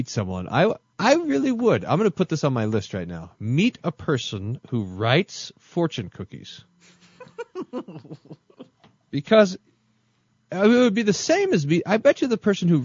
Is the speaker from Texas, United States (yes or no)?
yes; Texas, United States; I'm from Texas